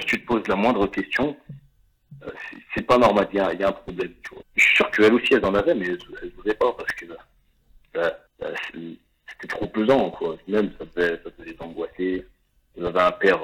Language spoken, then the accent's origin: French; Saint-Étienne, Auvergne-Rhône-Alpes, France; also born or lived in Morocco (family origin); je viens de Saint-Etienne et je suis, suis d'une famille d'origine marocaine